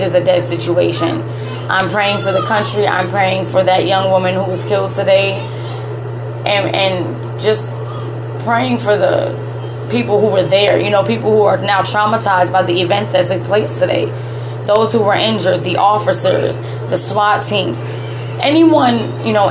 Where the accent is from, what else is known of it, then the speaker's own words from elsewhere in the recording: United States; as an American